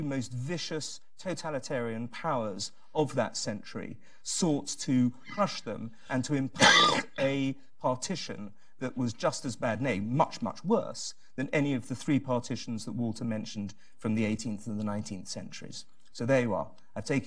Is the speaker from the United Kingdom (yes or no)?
yes; England, United Kingdom; As an Englishman